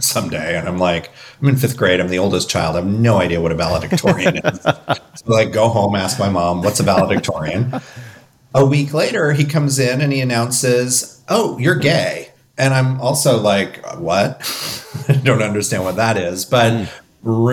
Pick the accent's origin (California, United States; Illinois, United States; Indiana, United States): Indiana, United States; I grew up in Indiana. My family was not from Indiana, but we moved into Indiana